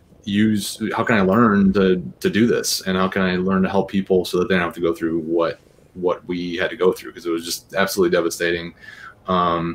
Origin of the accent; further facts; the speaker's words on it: Bannister, Michigan, United States; I'm from Bannister, Bannister, Michigan. So, like, about 100 people. North. I went to Overdelsey High School